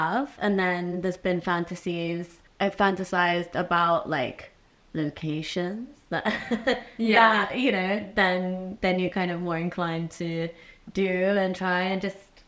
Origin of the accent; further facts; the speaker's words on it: United Kingdom; Right, because I'm like British